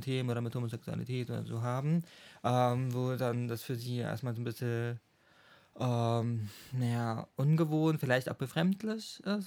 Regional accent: Schwerin, Mecklenburg-Vorpommern, Germany; moved away as an adult; now in Chemnitz, Germany; ich wohne in Chemnitz seit 2016. Ich bin, komme eigentlich aus Schwerin, MacPom, aus meiner Heimat

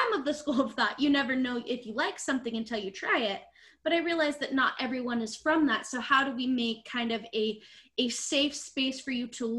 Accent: Salt Lake City, Utah, United States; we're from Salt Lake City, Utah.

